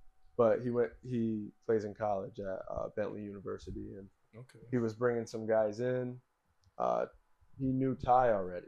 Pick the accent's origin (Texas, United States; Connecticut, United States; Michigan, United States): Connecticut, United States; North Branford; obviously, from North Branford originally, Branford, Connecticut. It's a small town.